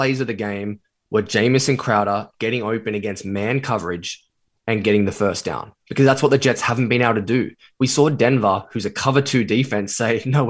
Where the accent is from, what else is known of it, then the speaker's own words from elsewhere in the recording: Australia; I'm not from London. I'm from Australia, as Scott mentioned.